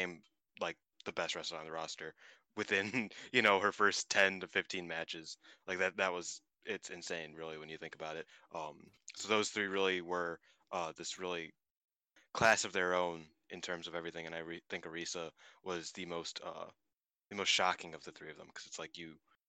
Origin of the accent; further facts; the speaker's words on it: Ireland; It's America versus Ireland, even though I'm Irish.